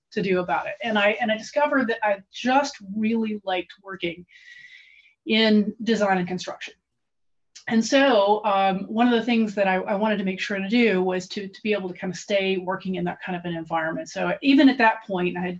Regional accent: Tennessee, United States; I'm from Tennessee

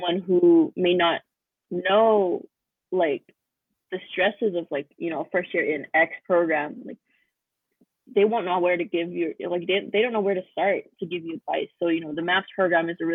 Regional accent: Fort McMurray, Alberta, Canada; moved away as an adult; now in Calgary, Canada; I grew up in Fort Mac of all places.

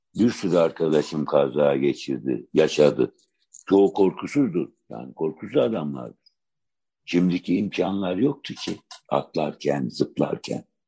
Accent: Adana, Turkey; ben Adanalıyım

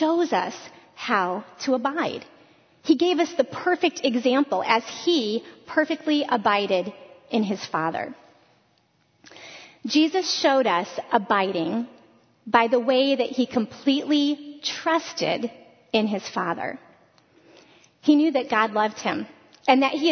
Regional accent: Northwest Ohio, United States; moved away as an adult; I was born and raised in Northwest Ohio

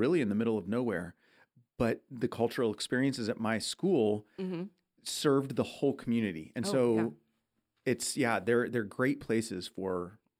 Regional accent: Midwest, United States; moved away; I'm from the Midwest.

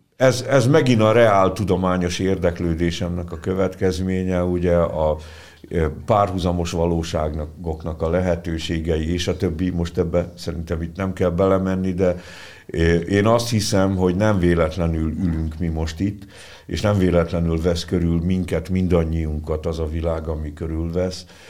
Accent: Senta, Vojvodina, Serbia; also born or lived in Budapest, Hungary; now in Szolnok, Hungary; Zentára is nyilván a szülővárosomra, mert hát ugye az a szülővárosom

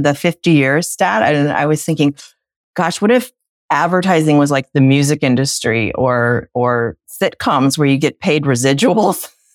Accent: United States; as little American babies

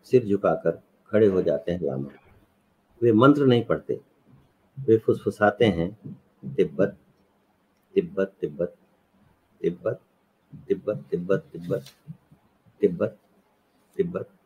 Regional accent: Chhattisgarh, India; और तीसरा हमारे गांव के पास छत्तीसगढ़ में सरगुजा

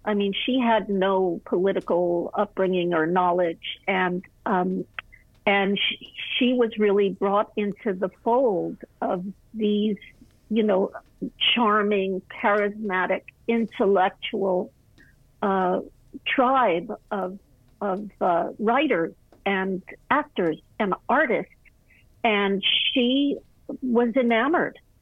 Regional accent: Malibu, California, United States; I was raised in Malibu colony at a very interesting time.

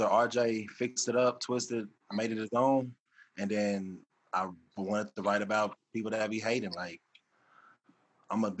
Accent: Waxahachie, Texas, United States; It's Waxahachie

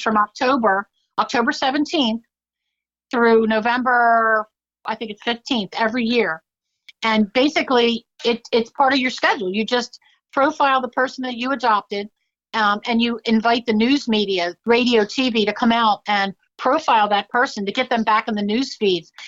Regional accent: Downingtown, Pennsylvania, United States; my hometown, Downingtown, Pennsylvania

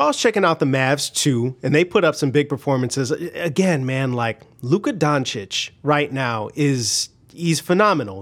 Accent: Chicago, Illinois, United States; I'm from Chicago

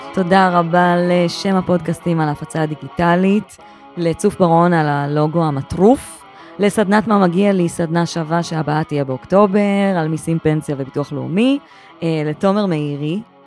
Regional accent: Gedera, Central District, Israel; גדלתי בגדרה

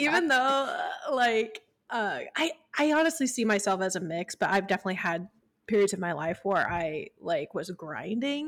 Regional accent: Midwest, United States; I grew up in the Midwest where it was just like, you kinda just work and get over it

